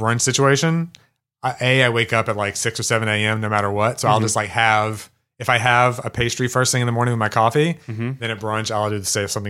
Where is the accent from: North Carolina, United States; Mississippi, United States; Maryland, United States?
Mississippi, United States; Kosciusko; moved away as an adult; also born or lived in New York; I grew up in Mississippi.